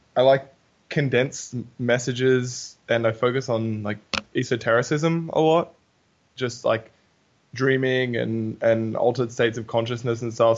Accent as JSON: {"language": "English", "town": "Newcastle", "region": "New South Wales", "country": "Australia", "said": "we're from Newey"}